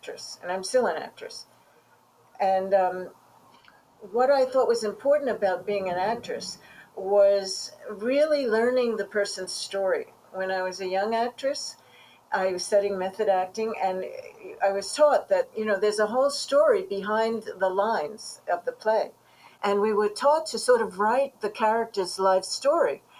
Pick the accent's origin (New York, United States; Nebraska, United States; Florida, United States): New York, United States; New York City; as a young Jewish girl growing up in Brooklyn